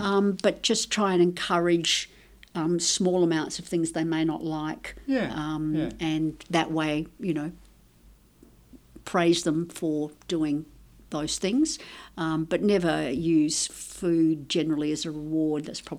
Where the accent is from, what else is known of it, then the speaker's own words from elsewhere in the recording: Tuscany, Italy; born there; My background's Italian, so I was born in Italy, in Tuscany, actually.